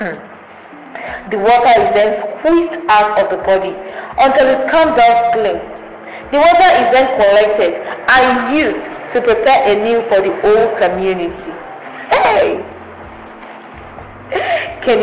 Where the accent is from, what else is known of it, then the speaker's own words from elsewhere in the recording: Yorubaland, Nigeria; my Yoruba people